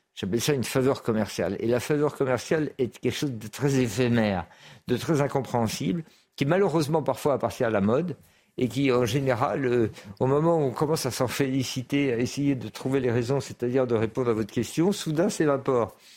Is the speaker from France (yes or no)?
yes; France; je suis un Français républicain et laïque